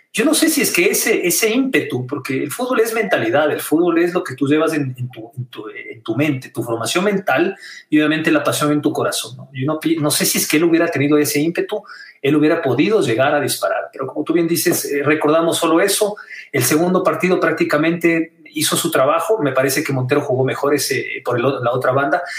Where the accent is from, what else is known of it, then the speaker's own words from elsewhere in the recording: Ecuador; como ciudadano ecuatoriano, como deportista